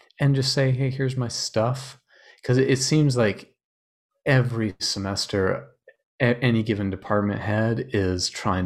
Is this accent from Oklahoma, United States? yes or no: no; Utah, United States; I grew up in Utah